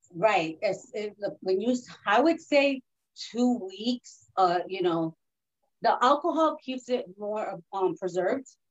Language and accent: English; New York City, New York, United States; also born or lived in Manhattan / Spanish Harlem / Puerto Rico (ancestry); I was born in Manhattan and raised in the Bronx, but I also was raised in Spanish Harlem.